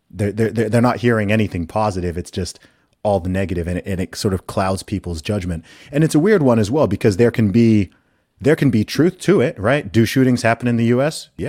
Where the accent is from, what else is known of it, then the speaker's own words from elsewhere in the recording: Saudi Arabia; You know, I myself, I grew up in Saudi Arabia, which is uh, that that's a whole nother kettle of fish